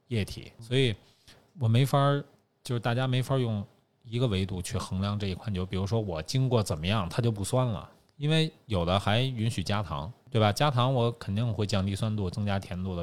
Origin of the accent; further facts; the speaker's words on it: Beijing, China; 因为我是北京人，从小就父辈喝的什么燕京，本地品种